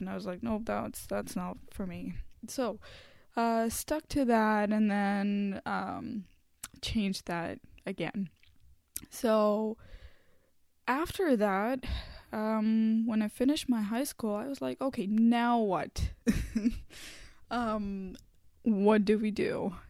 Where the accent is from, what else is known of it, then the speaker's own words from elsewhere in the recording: India; first language Hindi; English is a second language; moved away as an adult; now in Canada; in my home country, in India